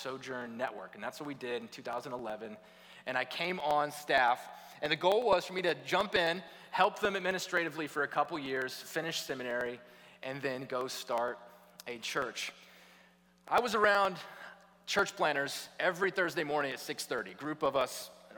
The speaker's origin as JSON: {"language": "English", "town": "Atlanta", "region": "Georgia", "country": "United States", "tie": "born or raised there", "also_born_or_lived": "Louisville, Kentucky", "moved": "as an adult", "said": "I grew up in Atlanta, Georgia"}